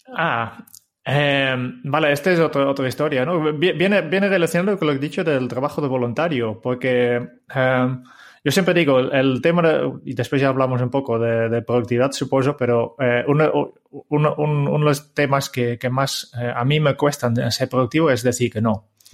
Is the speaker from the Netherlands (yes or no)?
yes; Harmelen, Utrecht, Netherlands; born or raised there; Spanish is a second language; moved away as an adult; now in Spain